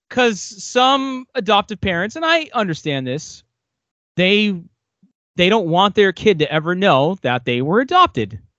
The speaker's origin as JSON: {"language": "English", "country": "United States", "said": "I love being American"}